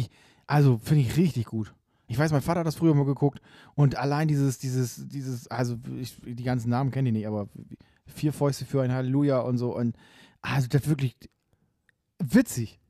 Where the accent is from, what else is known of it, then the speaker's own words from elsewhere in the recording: Bremerhaven, Bremen, Germany; also born or lived in Nordenham; now in Bremen, Germany; ich bin Bremerhaven geboren. Dann lange habe ich, äh, in, in Nordenham gewohnt und jetzt, äh, schon noch länger in Bremen auf jeden Fall.